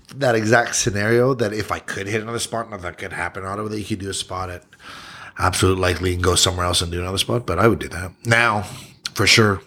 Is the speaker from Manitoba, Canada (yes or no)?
no; Ottawa, Ontario, Canada; also born or lived in Yukon / Kingston; I was born in the Yukon, but I'm from Ottawa